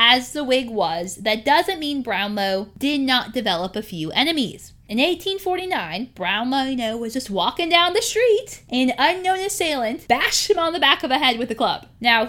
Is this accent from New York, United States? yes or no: no; South Carolina, United States; born there; And I can say that because, you know, I was born in South Carolina.